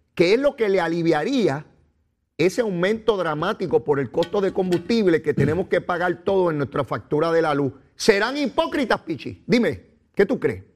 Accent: Puerto Rico; nosotros los puertorriqueños

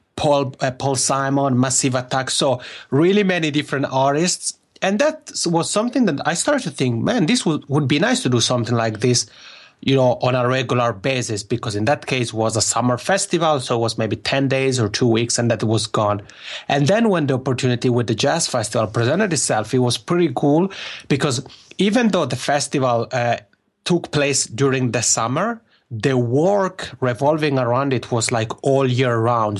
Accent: Locarno, Ticino, Switzerland; accent: Macaroni accent; first language Italian; English is a second language; moved away as an adult; now in Helsinki, Finland; my hometown in Switzerland called Locarno

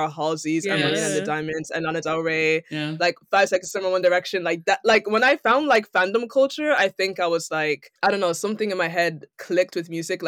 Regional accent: Ireland; now in London, United Kingdom; I'm from Ireland

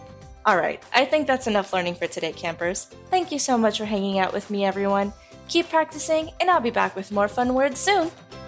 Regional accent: Puerto Rico; since I grew up in Puerto Rico, we have two ways of saying you.

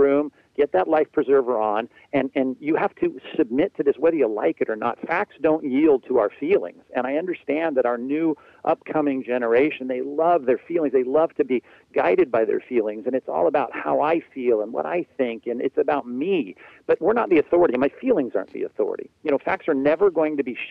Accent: Long Beach, California, United States; when I was growing up in SoCal, here, sunny SoCal, my wife and I grew up in Long Beach

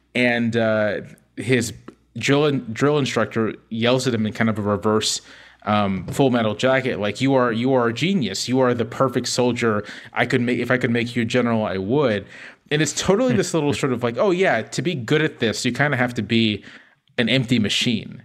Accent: Virginia Beach, Virginia, United States; I'm from Virginia Beach, Virginia, um, so right on the ocean.

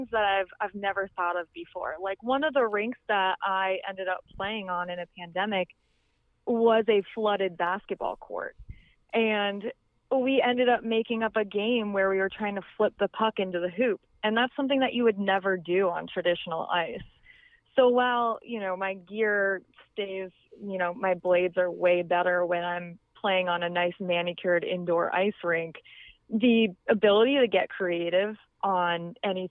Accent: Vermont, United States; I grew up in Vermont

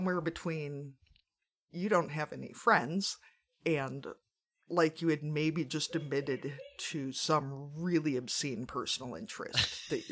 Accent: Iowa, United States; as an American

